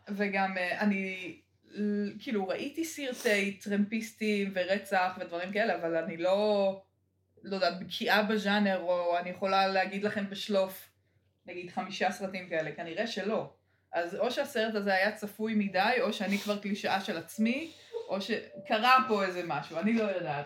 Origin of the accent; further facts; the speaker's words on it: Israel; אני ממושב